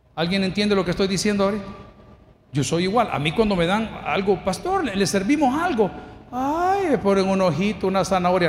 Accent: El Salvador; Yo soy salvadoreño

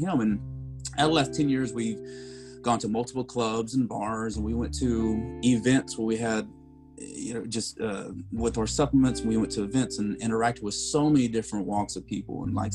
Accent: Lubbock, Texas, United States; now in Dallas, United States; I grew up in West Texas. I'm from Lubbock

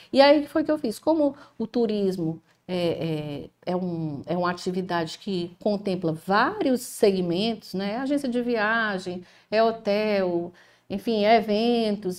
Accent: Ceará, Brazil; Sou cearense, né, com muito orgulho

